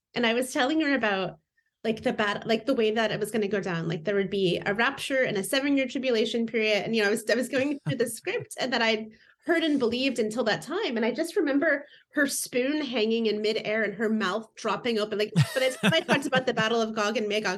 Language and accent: English; Indiana, United States; moved away as an adult; now in Seattle, United States; I've been here about twenty years, but I grew up in Indiana